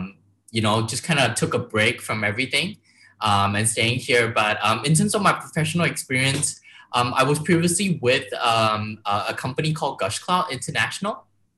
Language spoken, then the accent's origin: English; Malaysia; also born or lived in Philippines / Vietnam / Singapore / Los Angeles; dialing in all the way from Malaysia, my hometown.